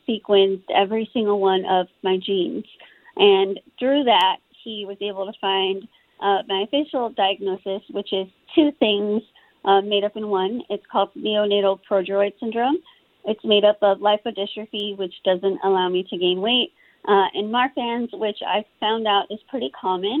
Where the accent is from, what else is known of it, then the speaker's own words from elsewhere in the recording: Austin, Texas, United States; I was born in Austin, Texas. I still live here now. I can't picture myself living anywhere else